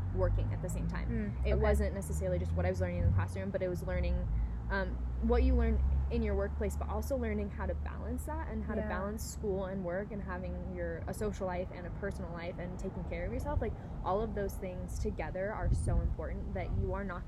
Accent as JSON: {"language": "English", "region": "Northern California", "country": "United States", "moved": "as an adult", "lives_now": "Nevada, United States", "said": "I'm from Northern California"}